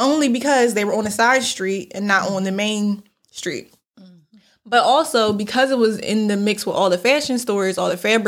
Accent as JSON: {"language": "English", "town": "Philadelphia", "region": "Pennsylvania", "country": "United States", "said": "we're from Philadelphia"}